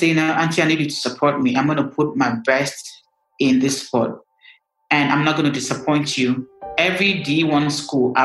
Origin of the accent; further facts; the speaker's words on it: Nigeria; me being Nigerian